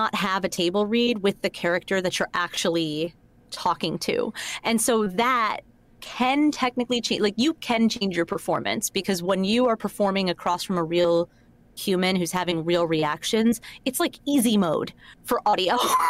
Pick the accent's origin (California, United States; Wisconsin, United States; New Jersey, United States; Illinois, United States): New Jersey, United States; accent: New Jersey; So it's like this, because this is how I grew up in New Jersey.